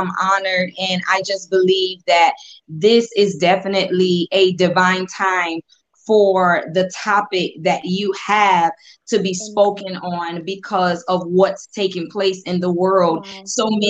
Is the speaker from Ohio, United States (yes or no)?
no; Columbia, South Carolina, United States; I am from Columbia, South Carolina, located here in Columbia, South Carolina, pastoring here now for 4 years with my husband.